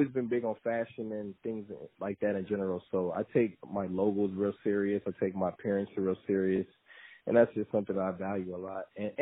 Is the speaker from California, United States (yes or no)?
yes; Sacramento, California, United States; I'm from California, Sacramento, to be exact